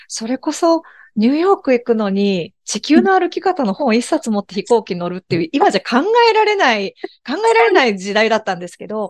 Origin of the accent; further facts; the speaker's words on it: Shimada, Shizuoka, Japan; この地元の静岡島田